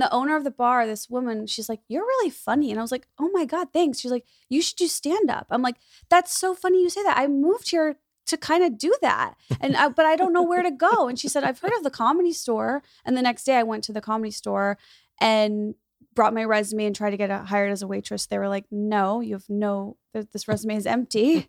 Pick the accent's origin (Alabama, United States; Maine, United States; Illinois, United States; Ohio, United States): Illinois, United States; Skokie; moved away as an adult; now in Los Angeles, United States; my hometown, Skokie, where I grew up, s, it's a suburb of Chicago